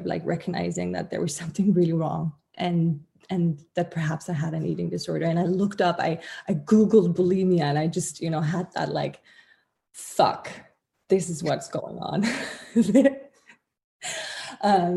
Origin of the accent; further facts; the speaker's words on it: Denmark; I'm from Denmark